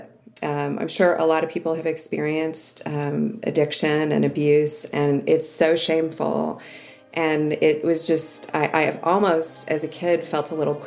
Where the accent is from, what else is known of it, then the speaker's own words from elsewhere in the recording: outside of Cleveland, Ohio, United States; I grew up in Ohio, outside of Cleveland, in an idyllic suburb